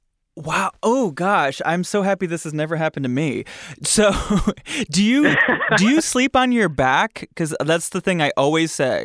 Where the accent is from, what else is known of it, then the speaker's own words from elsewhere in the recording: Grand Rapids, Michigan, United States; moved away; I had an ex that I took back home to Grand Rapids, Michigan